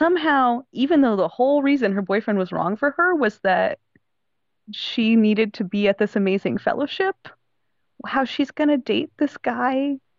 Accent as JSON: {"language": "English", "region": "Southwest", "country": "United States", "tie": "born or raised there", "lives_now": "Texas, United States", "said": "So, like, number two, I live in Texas. I'm from the Southwest, right? I've lived in all four states that border Mexico. I've lived in the Southwestern United States my whole life."}